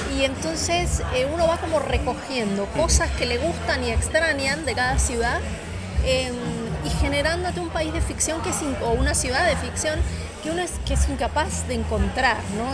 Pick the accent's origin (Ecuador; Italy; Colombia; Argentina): Argentina; moved away as an adult; also born or lived in Miami; yo me fui de Argentina sin querer irme